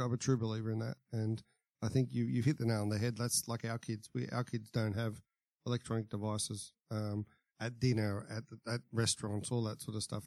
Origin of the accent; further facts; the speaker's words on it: The Entrance, New South Wales, Australia; I grew up at the entrance